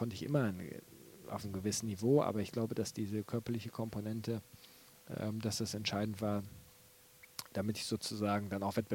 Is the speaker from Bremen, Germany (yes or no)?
yes; Bremen, Germany; bin ich eigentlich Bremer, kann ich ja nicht Hamburger werden.